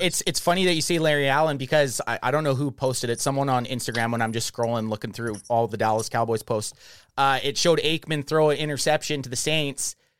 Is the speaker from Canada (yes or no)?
yes; Canada; We're from Canada